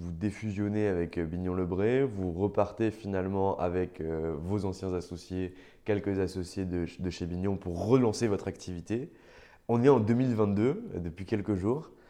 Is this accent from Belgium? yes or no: no; Nancy, Grand Est, France; je viens de Nancy